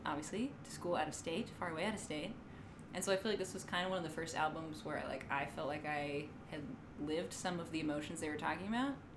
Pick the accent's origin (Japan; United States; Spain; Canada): United States; Virginia; moved away as an adult; now in Michigan, United States; I'm from Virginia, but I live in Michigan